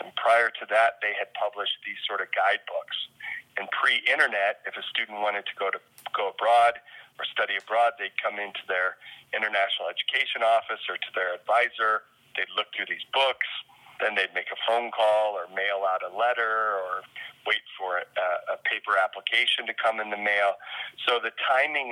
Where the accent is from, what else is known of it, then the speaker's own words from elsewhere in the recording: rural Illinois, United States; moved away; also born or lived in South Dakota; I was born in South Dakota and grew up in a small farming town in rural Illinois